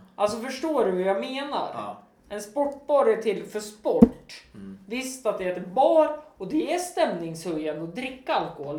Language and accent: Swedish; Östersund, Jämtland, Sweden; staden där jag är ifrån